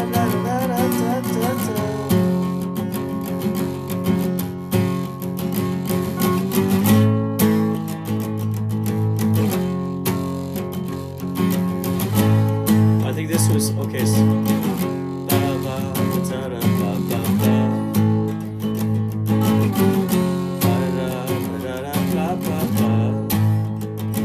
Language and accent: English; Chicago, Illinois, United States; now in San Diego, United States; I'm from the Chicagoland area